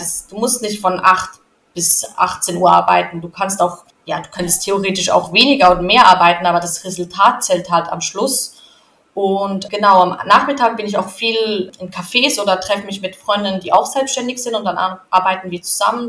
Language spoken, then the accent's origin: German; Switzerland; ich bin in der Schweiz aufgewachsen und da zur Schule gegangen